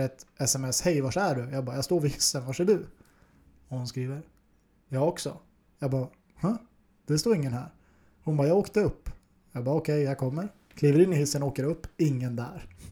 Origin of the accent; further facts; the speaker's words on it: Norrland, Sweden; now in Stockholm, Sweden; den norrlänning jag är